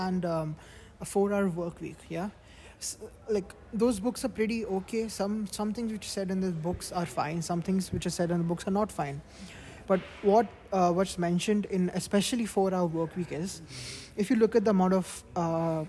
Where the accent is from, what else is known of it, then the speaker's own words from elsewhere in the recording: India; now in United Arab Emirates; I'm from India